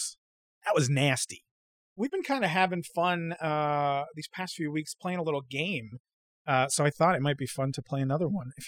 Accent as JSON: {"language": "English", "country": "Ireland", "said": "No, I'm from Ireland."}